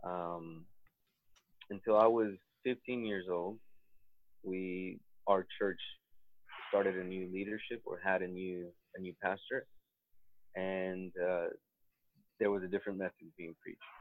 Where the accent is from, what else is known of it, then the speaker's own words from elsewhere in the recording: South Texas, United States; accent: Sephardic; also born or lived in Mexico; now in Beit Shemesh, Israel; I was born in Mexico, and I grew up in South Texas.